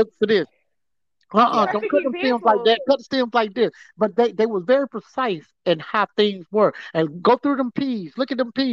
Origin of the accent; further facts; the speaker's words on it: Atlanta, Georgia, United States; I'm from Atlanta